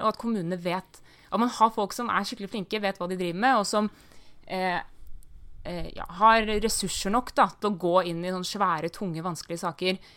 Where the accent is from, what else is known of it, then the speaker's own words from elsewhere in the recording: Viken, Norway; I, i Viken, eh, der jeg kommer fra